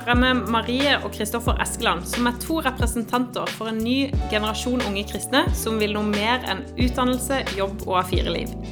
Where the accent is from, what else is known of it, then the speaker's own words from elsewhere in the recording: Asker, Akershus, Norway; now in Tromsø, Norway; jeg er fra Asker.